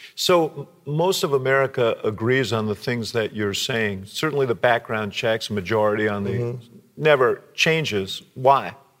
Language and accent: English; Chicago, Illinois, United States; I come from Chicago